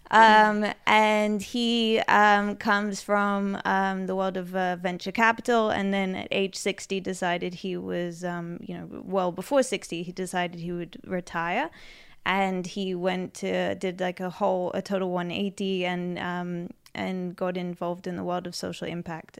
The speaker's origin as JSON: {"language": "English", "region": "London", "country": "United Kingdom", "tie": "born or raised there", "also_born_or_lived": "United States", "moved": "as an adult", "lives_now": "Israel", "said": "Um, so I grew up in London. Um, I grew up in West London."}